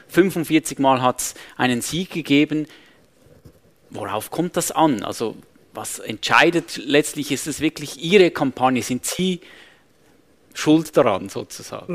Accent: Switzerland; bei uns in der Schweiz

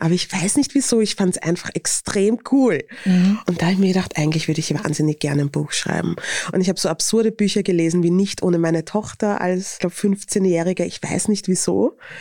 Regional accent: Vienna, Austria; accent: Viennese; Akzent und mein Dialekt ist sehr wienerisch

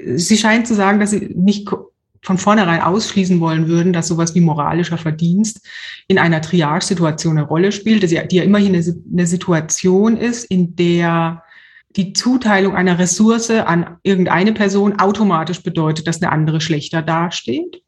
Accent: Germany; ich als Deutsche

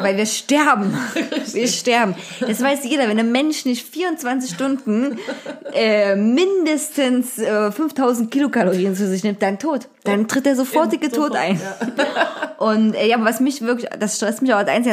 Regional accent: Zwickau, Saxony, Germany; moved away; bei uns in Zwickau

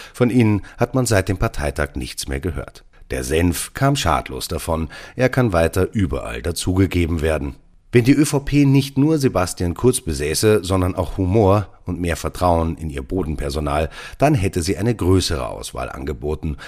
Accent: Austria; Als Österreicher

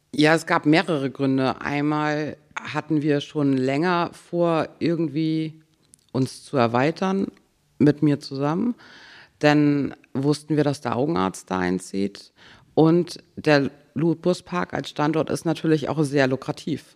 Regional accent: Grove, Schleswig-Holstein, Germany; also born or lived in Schwarzenbek; Also ich komme aus Grove und da werde ich auch alt.

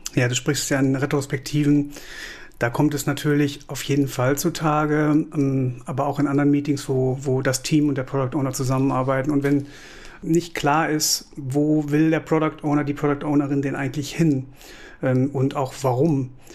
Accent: Kamp-Lintfort, North Rhine-Westphalia, Germany; now in Cologne, Germany; ich komme aus Kamp-Lindfort, das liegt so am linken Niederrhein, äh, Ecke Ruhrgebiet, lebe, liebe und arbeite aber seit 2003 in Köln

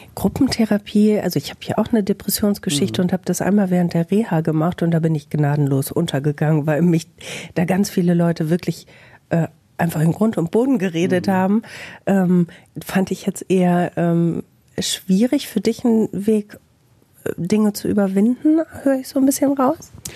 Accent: Bielefeld, North Rhine-Westphalia, Germany

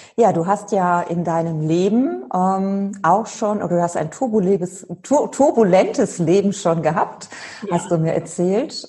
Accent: Cologne, North Rhine-Westphalia, Germany; also born or lived in Freising; ich komme ja aus Köln oder mhm. aus der Gegend von Köln komme ich, jetzt bin ich tatsächlich in Köln

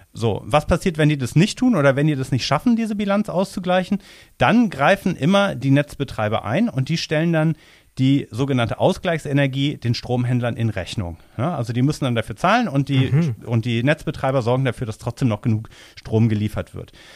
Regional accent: near Cologne, North Rhine-Westphalia, Germany; Also ich komme ja aus der Umgebung von Köln

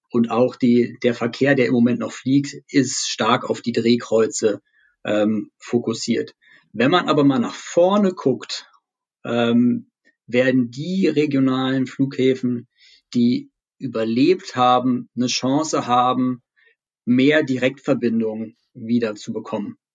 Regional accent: Berlin, Germany; als Berliner hoffen wir natürlich stark darauf

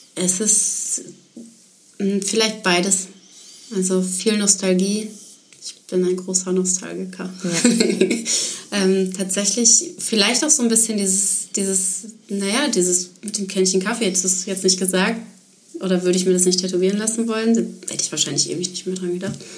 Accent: Ruhr area, North Rhine-Westphalia, Germany; moved away; Ich komme aus dem Ruhrgebiet

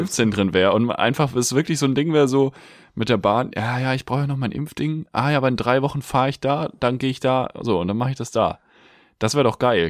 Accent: Germany; now in Hamburg, Germany; aufs Dorf gefahren, wo ich aufgewachsen bin

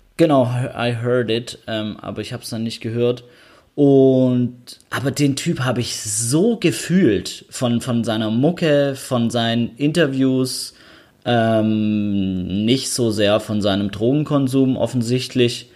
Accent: Stuttgart, Baden-Württemberg, Germany; ich bin ja Stuttgarter

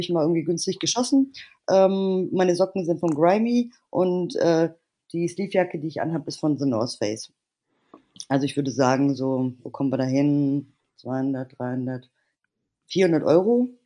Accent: Bavaria, Germany; ich bin in Bayern aufgewachsen

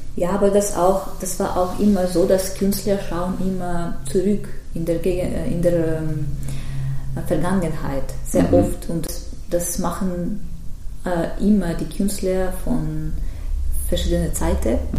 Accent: Tver, Tver Oblast, Russia; German is a second language; moved away; ich bin äh, ursprünglich aus Tver, das ist mhm. zwischen Moskau und Petersburg

